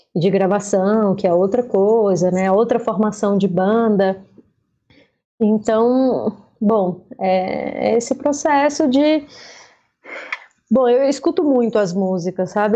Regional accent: Fortaleza, Ceará, Brazil; accent: cearense; moved away as an adult; now in São Paulo, Brazil; adoraria não perder o meu sotaque cearense e tudo, mas ele se mistura

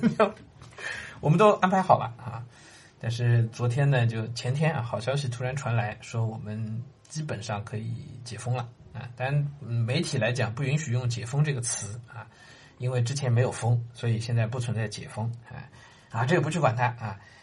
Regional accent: Shanghai, China; 我自己出生在上海

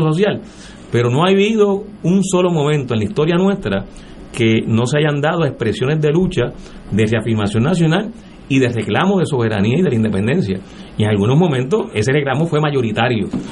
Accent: Puerto Rico; todos los rasgos culturales eh, que tenemos como, como, puertorriqueños y puertorriqueñas

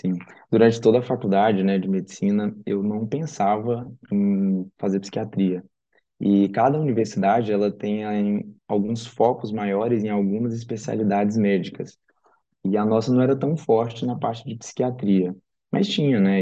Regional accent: Tocantins, Brazil; moved away as an adult; also born or lived in Uberaba, Minas Gerais; now in São Paulo, Brazil; Atualmente eu moro aqui em São Paulo, mas eu sou do Tocantins.

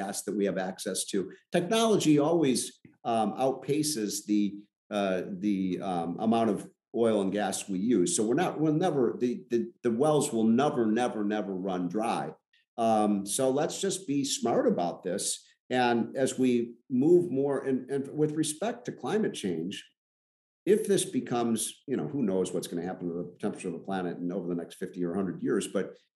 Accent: Chicago, Illinois, United States; I'm from Chicago

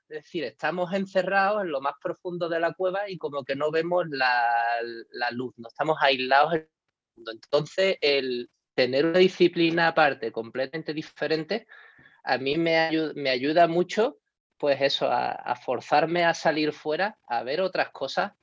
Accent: Cádiz, Andalusia, Spain; moved away; yo creo que soy un gaditano por el mundo.

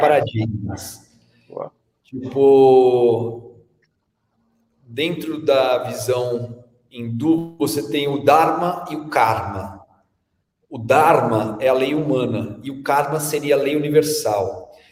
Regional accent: São Paulo, Brazil; also born or lived in Bahia / Australia; quando eu era menino aqui em São Paulo, eu ia muito na Vila Olímpia

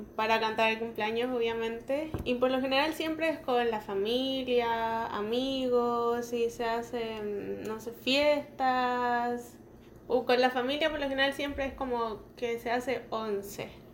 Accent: Chile; moved away as an adult; now in Toronto, Canada; soy chilena, eh, actualmente viviendo en Toronto, Canadá hace tres años

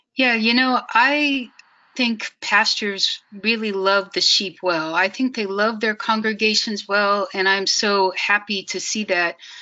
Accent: Kansas City, Missouri, United States; moved away as an adult; also born or lived in China Afghanistan border; I grew up in Kansas City, which is mostly in Missouri

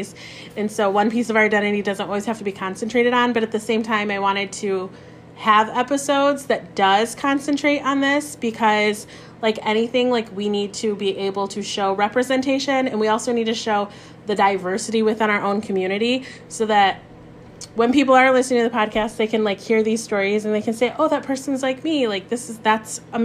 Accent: Michigan, United States; I'm from Michigan. I was born and raised in Michigan

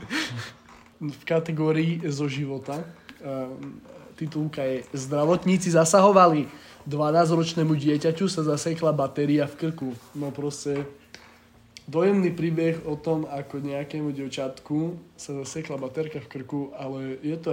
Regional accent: Krompachy, Košice Region, Slovakia; born there; Akože ja som sa v Krompáchoch narodil, to je moje rodisko

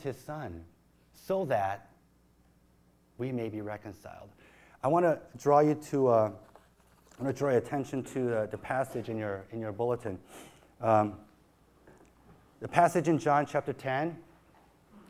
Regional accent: Chicago, Illinois, United States; moved away; growing up in Chicago

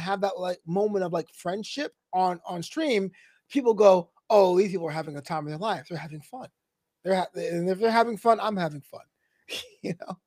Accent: New York City, New York, United States; I'm a brother from Brooklyn

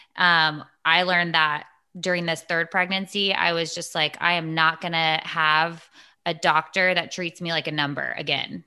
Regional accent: Texas, United States; I'm from Texas

